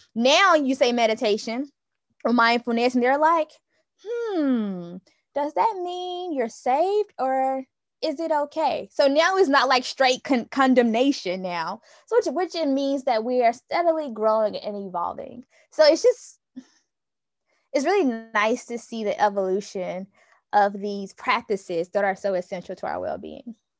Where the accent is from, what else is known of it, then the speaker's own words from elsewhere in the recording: Newnan, Georgia, United States; I am from Noonan, Georgia, currently serve as an education consultant